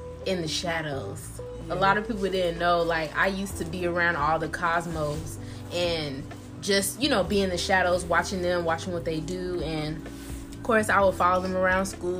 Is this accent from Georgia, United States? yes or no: yes; Augusta, Georgia, United States; I'm from Augusta